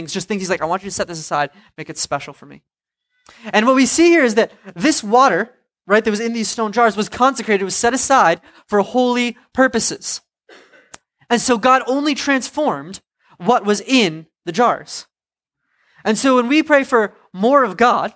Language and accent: English; Providence, Rhode Island, United States; I'm from Providence.